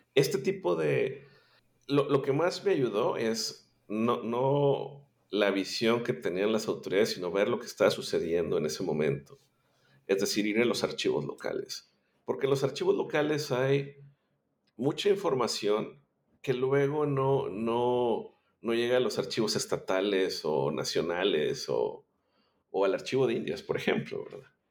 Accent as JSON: {"language": "Spanish", "town": "Monterrey", "region": "Nuevo León", "country": "Mexico", "tie": "born or raised there", "said": "yo soy eh, originario de Monterrey, Nuevo León, México."}